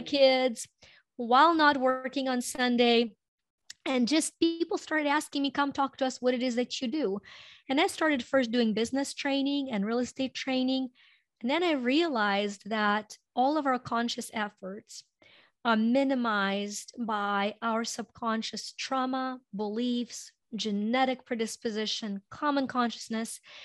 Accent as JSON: {"language": "English", "country": "Ukraine", "tie": "born or raised there", "moved": "as an adult", "lives_now": "United States", "said": "I was born in Ukraine and, um, Uh, came to U S when I was in my early twenties"}